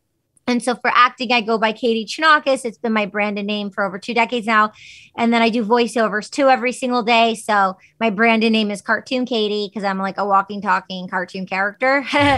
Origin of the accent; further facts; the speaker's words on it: United States; my parents wanted me to have like a more normalized American name growing up in America.